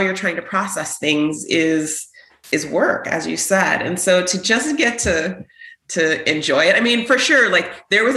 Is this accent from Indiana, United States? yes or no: no; San Jose, California, United States; born and raised in San Jose, played collegiate soccer